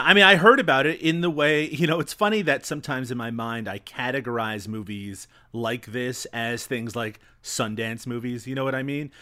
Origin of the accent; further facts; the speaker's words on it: Newfoundland and Labrador, Canada; I come from Newfoundland, which is notorious in my own country